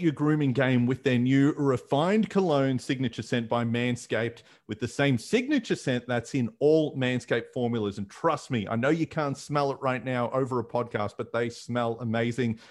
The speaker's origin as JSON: {"language": "English", "town": "Fairfield", "region": "Victoria", "country": "Australia", "tie": "born or raised there", "said": "street festivals where I grew up in Fairfield"}